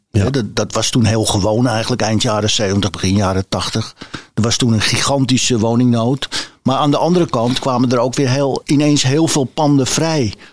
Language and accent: Dutch; Amsterdam, North Holland, Netherlands; Ik ben geboren in Amsterdam en ik heb hier altijd gewoond.